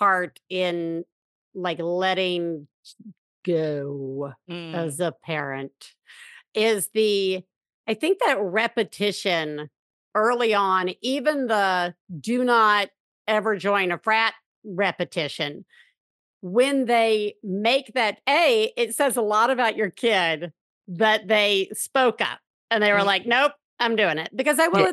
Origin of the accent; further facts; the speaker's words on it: Alabama, United States; I grew up in Alabama